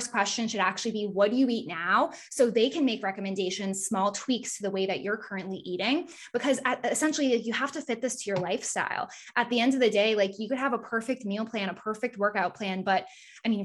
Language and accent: English; Massachusetts, United States; I'm from Massachusetts